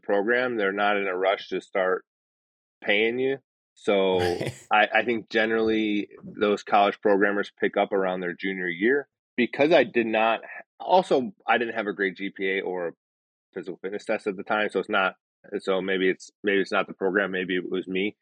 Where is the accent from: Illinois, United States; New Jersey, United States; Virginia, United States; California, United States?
Illinois, United States; Chicago; moved away as an adult; So I came from Chicago. I grew up on the south side of the city